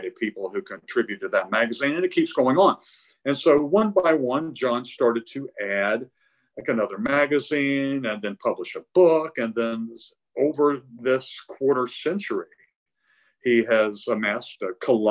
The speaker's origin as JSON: {"language": "English", "town": "Concord", "region": "North Carolina", "country": "United States", "tie": "born or raised there", "said": "my first job in high school was working at a newsstand in my hometown of Concord, North Carolina"}